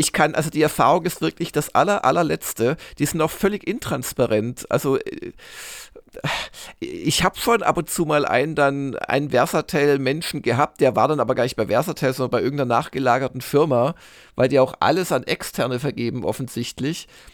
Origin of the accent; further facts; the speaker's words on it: Swabia, Germany; als äh, Schwabe, der ich bin